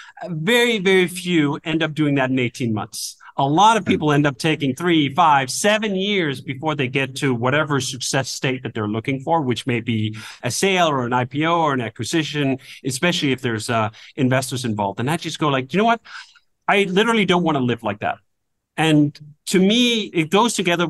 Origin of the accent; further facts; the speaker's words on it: Denmark; moved away; I come from Denmark originally, where this culture is quite foreign